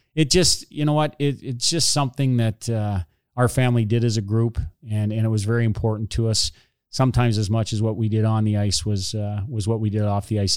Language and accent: English; Hornepayne, Ontario, Canada; I grew up in Horn Payne, a little